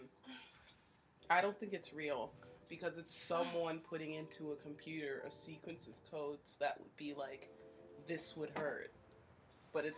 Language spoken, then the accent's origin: English; Canada; We're from Canada